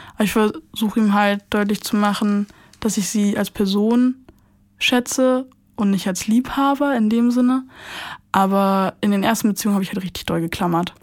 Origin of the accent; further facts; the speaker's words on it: Brandenburg, Germany; ich komme nicht aus Berlin. Ich mhm. bin in Brandenburg groß geworden